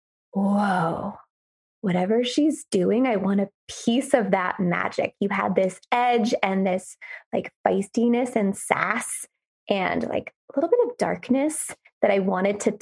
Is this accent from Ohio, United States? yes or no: no; Gainesville, Florida, United States; I grew up and lived in Gainesville, Florida